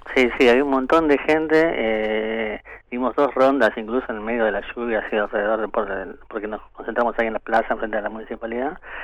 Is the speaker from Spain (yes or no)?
no; Argentina; Somos los compiladores argentinos